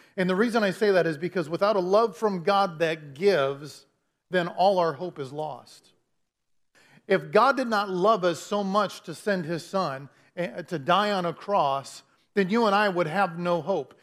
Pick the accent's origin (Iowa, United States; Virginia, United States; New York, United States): Iowa, United States; Clinton; moved away as an adult; also born or lived in Dallas, Texas; I grew up in Clinton all my life, okay? Uh, from, from the moment I was born till twenty something when we moved